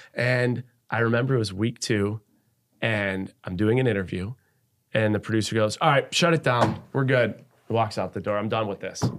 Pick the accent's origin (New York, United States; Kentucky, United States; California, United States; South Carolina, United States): New York, United States; Buffalo; moved away as an adult; also born or lived in Seattle; I was born and raised in Buffalo, New York